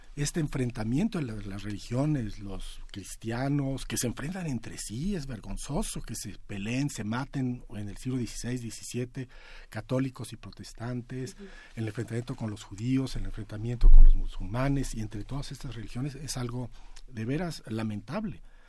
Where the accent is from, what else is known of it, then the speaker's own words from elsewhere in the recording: Mexico; nosotros como mexicanos somos particularmente